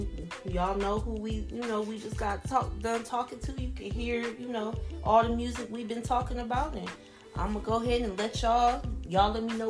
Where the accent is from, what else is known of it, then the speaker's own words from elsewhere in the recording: Florida, United States; now in Ohio, United States; I'm from Florida and I live in Ohio.